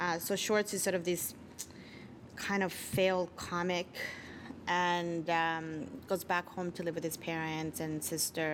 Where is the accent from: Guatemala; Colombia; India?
Guatemala; moved away; My home country of birth, which is Guatemala